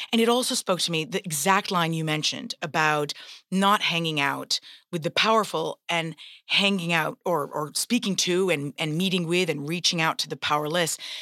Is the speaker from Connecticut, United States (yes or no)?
yes; Greenwich, Connecticut, United States; I'm born here outside New York City in Greenwich, Connecticut, and my parents fled the Civil War i, uh, in Lebanon. They toured the world and settled in Greenwich, Connecticut